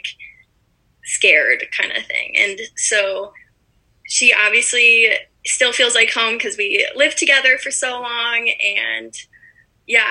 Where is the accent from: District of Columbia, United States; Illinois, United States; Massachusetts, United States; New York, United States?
Illinois, United States; Evanston; I'm from Evanston, Illinois, which is actually where I am right now, back with my parents